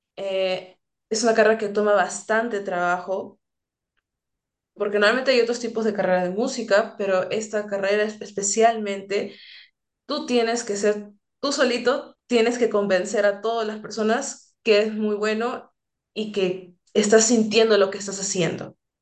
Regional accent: Lima, Peru; moved away as an adult; now in United States; donde yo vengo en San Juan de Miraflores

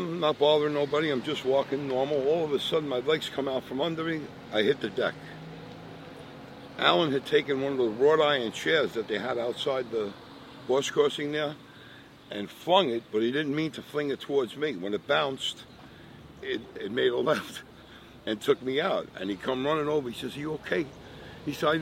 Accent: New York City, New York, United States; I'm Italian from Brooklyn.

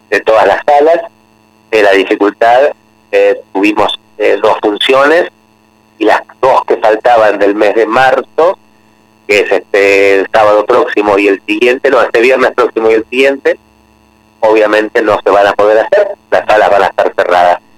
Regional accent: Pavia, Lombardy, Italy; Spanish is a second language; Yo soy originario de Lombardía, de Pavía, que es

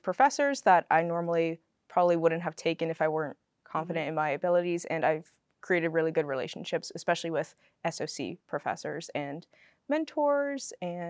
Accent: Southern California, United States; moved away as an adult; now in Washington, D.C., United States; I'm from Southern California, so kind of far away. I've never seen snow before.

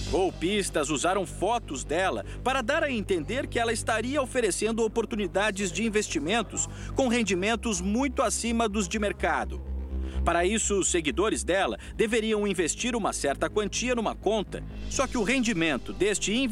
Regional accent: interior of Paraná, Brazil; E eu sou do interior do Paraná.

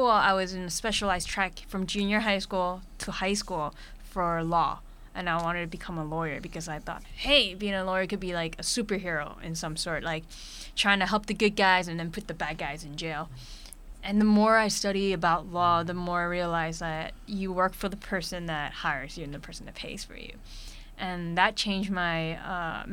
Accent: New York City, New York, United States; I'm a kid from Brooklyn, New York

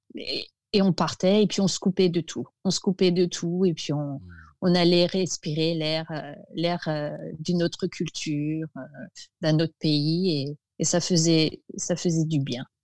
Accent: Alsace, Grand Est, France; moved away; mon enfance en Alsace, était, je dirais, particulier

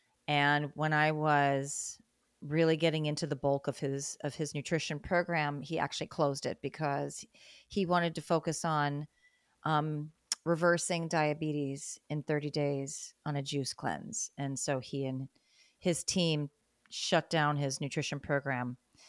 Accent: Great Lakes, United States; I liked winter when I was a kid because when I was growing up in the Great Lakes States, you know, there was all this snow

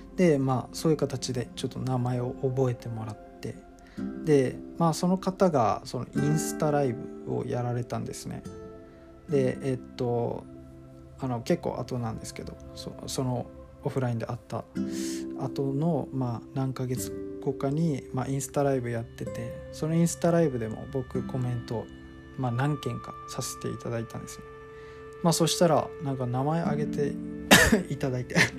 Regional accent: Okinawa, Japan; moved away as an adult; also born or lived in Tokyo; 僕は沖縄県出身の、えー、24歳なんですが

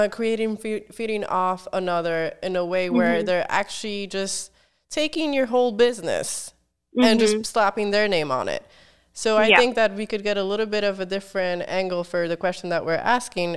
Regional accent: New York, United States; also born or lived in Warsaw, Poland; Originally from Warsaw in Poland. So wow. right in the middle of Europe. And I came to New York when I was 6.

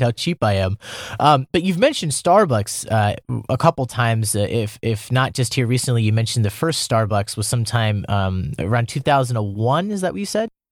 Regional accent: Iowa, United States; moved away as an adult; now in Seoul, South Korea; I'm from the Midwest. I'm from Iowa, born and raised, you know, small town.

